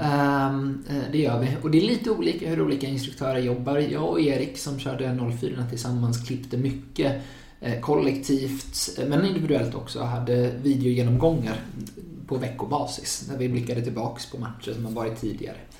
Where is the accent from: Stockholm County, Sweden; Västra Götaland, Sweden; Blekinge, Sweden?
Västra Götaland, Sweden; Gothenburg; moved away as an adult; now in Uppsala, Sweden; jag är från Göteborg från början och flyttade hit för två och ett halvt år sedan ungefär för att plugga juridik